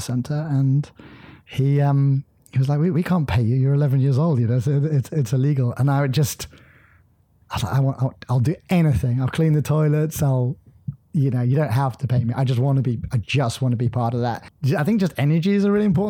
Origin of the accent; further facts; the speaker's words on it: southwest coast of Ireland, Munster, Ireland; I grew up in Ireland on the southwest coast